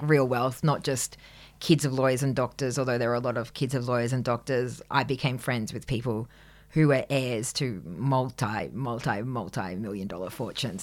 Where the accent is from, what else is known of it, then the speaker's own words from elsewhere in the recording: Grafton, New South Wales, Australia; now in Sydney, Australia; growing up in Grafton